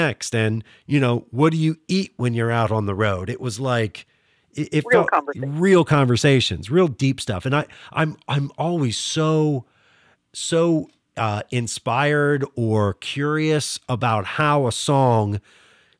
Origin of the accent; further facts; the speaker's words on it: Northern Panhandle of West Virginia, United States; accent: Pittsburghese; moved away; also born or lived in Pittsburgh area; we grew up around the same area. You know, Northern Panhandle